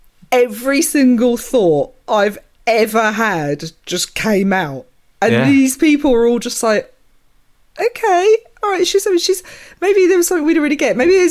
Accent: Essex, East of England, United Kingdom; I grew up about 45 minutes away, which was out in the countryside, Essex.

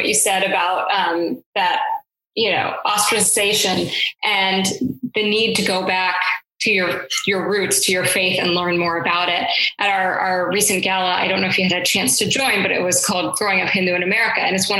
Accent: Atlanta, Georgia, United States; I grew up in Atlanta, down south. And so I think, you know, for a long time, I was the only Hindu, only Indian in a lot of my classes.

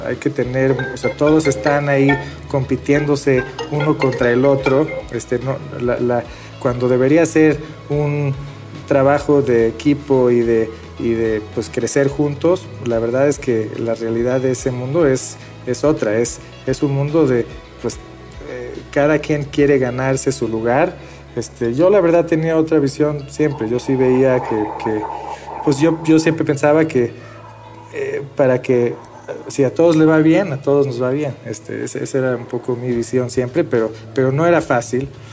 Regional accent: Mexico; also born or lived in Beersheba, Israel / Sweden / Argentina / Boston; crecí en México eh, aprendiendo a hablar eh, en inglés en la escuela, en, en, hebreo en la casa, en español en la tarde con amigos

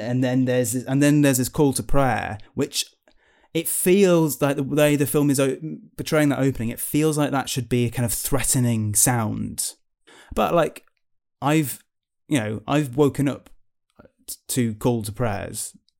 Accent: United Kingdom; being British people as well, uh, you know, our attitude to our country is very different to America

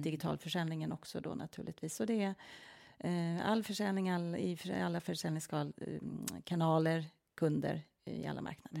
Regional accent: Norrtälje, Stockholm County, Sweden; also born or lived in Milan, Italy; jag är ju född och uppvuxen utanför Norrtälje, så det är en liten stad utanför Stockholm

